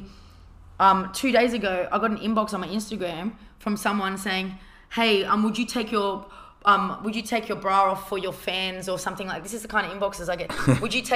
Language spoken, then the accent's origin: English; Australia; being Australian and having my looks in America